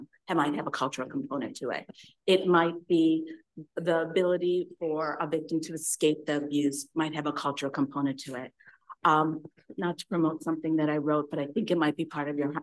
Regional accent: Kerala, India; moved away; my grandparents are from Tamil Nadu, I'm from Kerala.

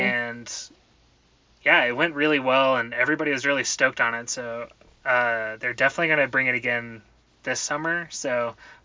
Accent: Southeast Texas, United States; moved away; I grew up in Southeast Texas, and it was, like, really hot down there.

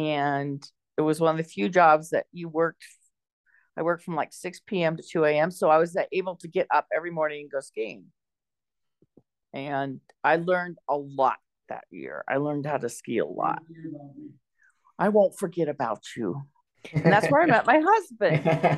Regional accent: near Berkeley, California, United States; I was born and raised near Berkeley, California. It's a little town just east of it.

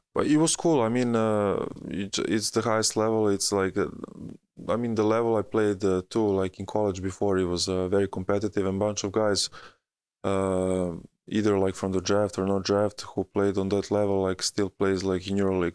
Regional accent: Belgrade, Serbia; moved away; also born or lived in United States; my hometown

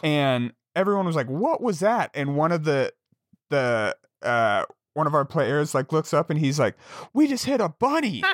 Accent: Jackson, Wyoming, United States; now in Montana, United States; I grew up in Jackson, Wyoming

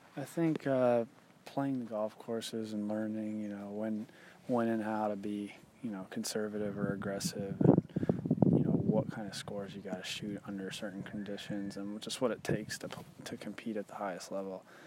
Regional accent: Georgia, United States; also born or lived in Dallas, Texas / Boston, Massachusetts; I was born in Dallas, but my family's from Boston, and I lived in Boston briefly, too, but grew up really in Georgia

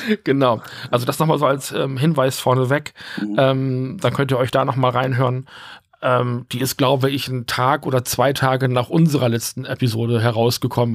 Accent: Rheine, North Rhine-Westphalia, Germany; wir haben ja vorher auch in der Wohnung an der anderen Ecke in Rheine gewohnt

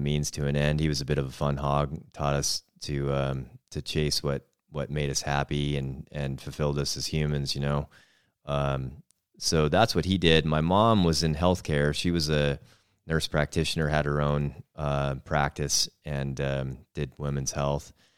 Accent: north of Seattle, Western Washington, United States; moved away as an adult; now in Missoula, United States; we grew up in Western Washington, uh, just north of Seattle

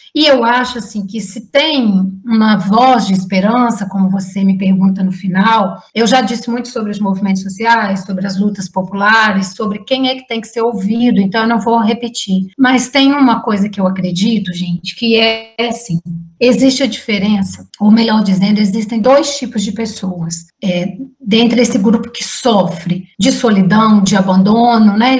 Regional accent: Juiz de Fora, Minas Gerais, Brazil; moved away; Juiz de Fora, que é a minha cidade natal

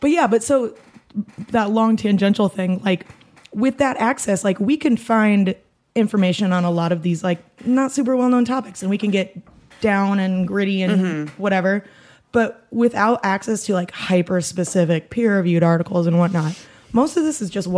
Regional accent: Iowa, United States; I'm from Iowa. Did you not know that? Go Cyclones.

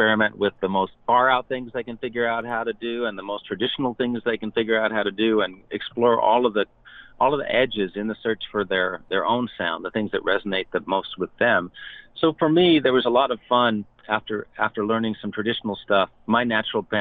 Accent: New York City, New York, United States; I grew up in New York City on the Upper West Side

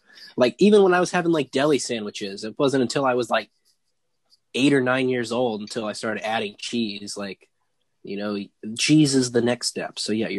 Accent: Northern California, United States; I'm from Northern California

